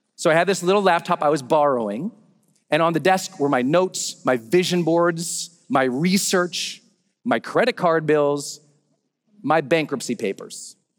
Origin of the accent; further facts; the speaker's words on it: Montana, United States; moved away as an adult; also born or lived in San Francisco, California; I'm from Montana. We got a lot of open roads there